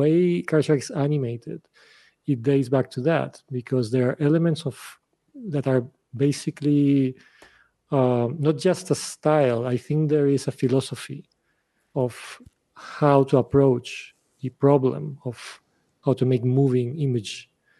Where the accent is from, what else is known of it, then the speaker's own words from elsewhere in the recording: Spain; also born or lived in Russia; I was born in Russia. My father was Ukrainian. My mother is Russian. I moved very young in Spain. So my culture is mostly Spanish